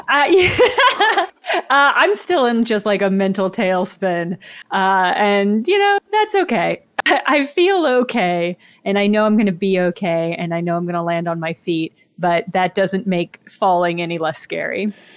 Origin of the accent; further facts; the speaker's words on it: Southern Illinois, United States; moved away; also born or lived in Madison, Wisconsin; I'm from Southern Illinois originally, right across the river from Saint Louis.